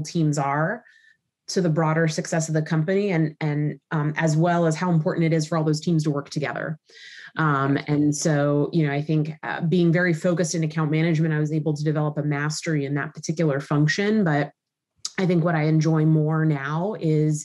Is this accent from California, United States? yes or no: yes; Southern California, United States; moved away as an adult; also born or lived in New York; born and raised in Southern California, moved to New York when I was 19